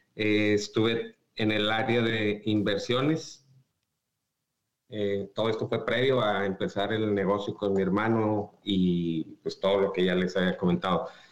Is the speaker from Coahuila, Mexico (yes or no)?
yes; Saltillo, Coahuila, Mexico; moved away as an adult; now in United States; Yo soy de Saltillo